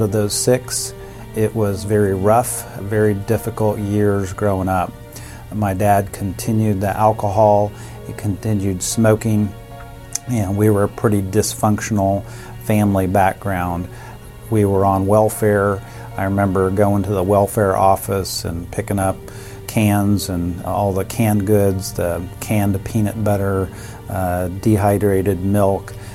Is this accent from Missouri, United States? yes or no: yes; Kansas City, Missouri, United States; I grew up in the Kansas City area